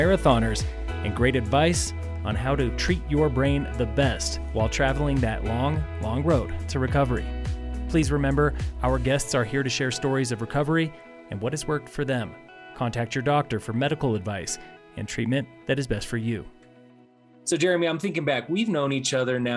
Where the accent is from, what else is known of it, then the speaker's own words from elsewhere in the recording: Denver, Colorado, United States; also born or lived in Fort Collins, Colorado; now in Summit County, United States; since I was a little kid growing up in Denver.